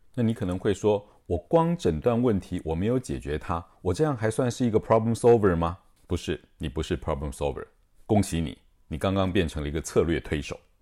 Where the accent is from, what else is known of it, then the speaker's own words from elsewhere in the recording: Taiwan; 我们台湾人很喜欢谈的当责啊